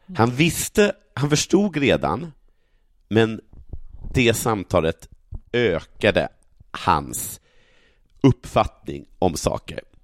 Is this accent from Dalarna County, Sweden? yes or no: yes; Sågmyra, Dalarna County, Sweden; en by bredvid Sågmyra, där jag kommer ifrån